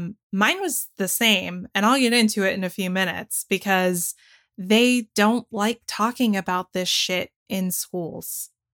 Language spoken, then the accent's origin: English; Georgia, United States; I spent most of my upbringing living in Forsyth County, Georgia